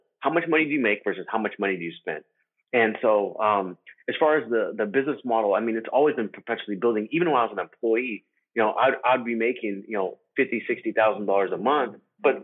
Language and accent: English; Arizona, United States; I was born in Arizona